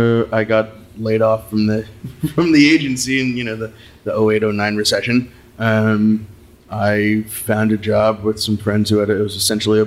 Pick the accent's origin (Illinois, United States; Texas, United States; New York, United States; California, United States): California, United States; Sonoma; growing up in Sonoma in the 80s and 90s